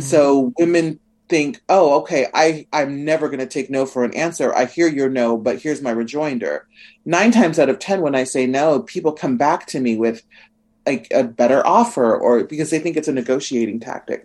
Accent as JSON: {"language": "English", "region": "Nebraska", "country": "United States", "tie": "born or raised there", "said": "I'm from Nebraska"}